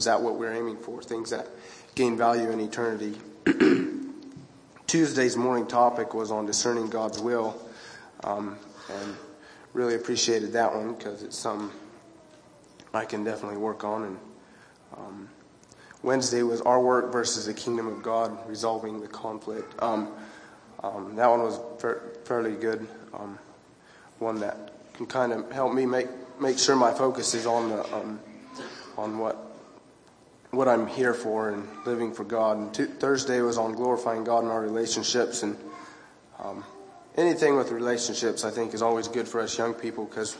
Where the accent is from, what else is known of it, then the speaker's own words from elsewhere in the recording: Idaho, United States; I'm from Idaho, a little bit south of where Lucas is from.